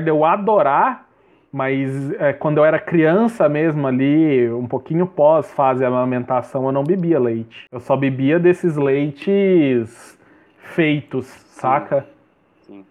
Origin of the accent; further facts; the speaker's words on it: Goiás, Brazil; eu sou goiano